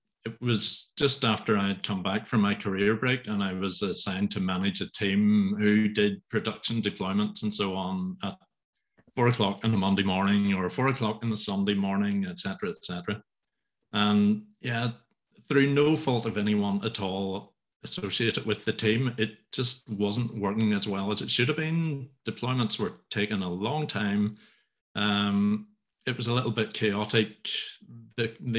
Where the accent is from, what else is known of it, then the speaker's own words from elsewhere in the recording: Northern Ireland, United Kingdom; I'm from Northern Ireland, quite a rural part of Northern